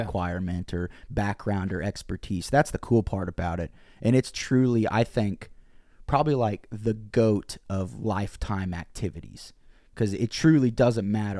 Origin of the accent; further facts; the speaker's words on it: Bolivar, Missouri, United States; moved away; also born or lived in Springfield, Missouri; I grew up in Bolivar, Missouri, small town